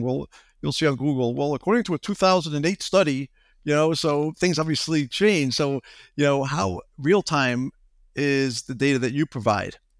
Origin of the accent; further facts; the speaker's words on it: Long Island, New York, United States; I grew up in Long Island